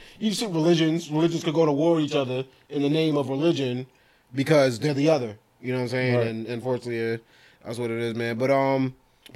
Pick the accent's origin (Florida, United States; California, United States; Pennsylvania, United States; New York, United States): New York, United States; New York City; we grew up in New York City